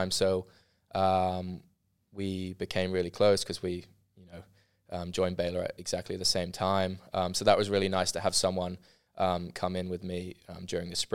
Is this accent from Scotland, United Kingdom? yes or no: no; London, United Kingdom; now in Waco, United States; especially because I was coming from London, so obviously a very big major city